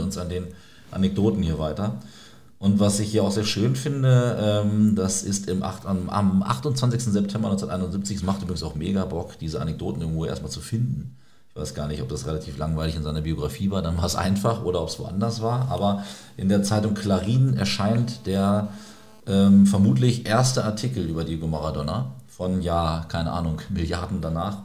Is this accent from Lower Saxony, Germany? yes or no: yes; Celle, Lower Saxony, Germany; aus meiner Heimatstadt Celle